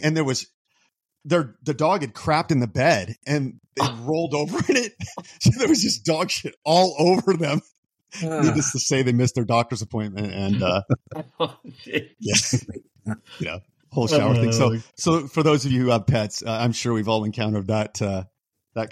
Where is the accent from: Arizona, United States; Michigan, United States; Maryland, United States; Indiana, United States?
Arizona, United States; Bullhead City; I'm from Bullhead.